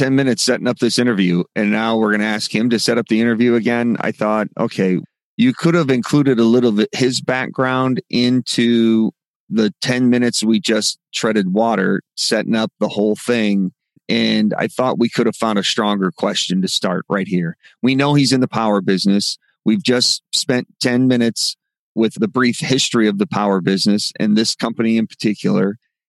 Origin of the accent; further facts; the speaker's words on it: Midwest, United States; I grew up in the Midwest.